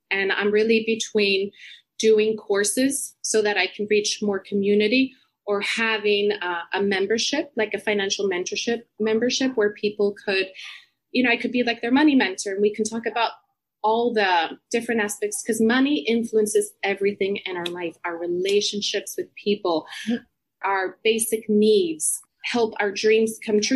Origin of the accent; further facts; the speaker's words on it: Puerto Rico; moved away as an adult; also born or lived in United States; now in London, United Kingdom; I grew up in Puerto Rico. I'm actually here right now visiting my family